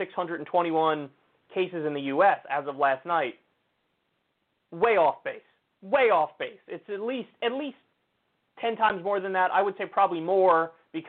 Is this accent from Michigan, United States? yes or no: no; New Rochelle, New York, United States; my hometown, New Rochelle, New York